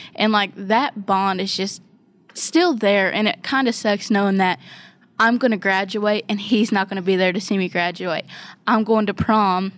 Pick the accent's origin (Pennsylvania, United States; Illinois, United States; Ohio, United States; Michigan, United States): Ohio, United States; now in West Virginia, United States; I'm not even originally from West Virginia. I'm from Ohio